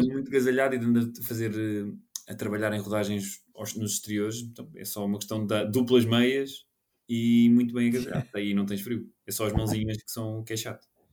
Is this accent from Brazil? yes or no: no; Portugal; sendo português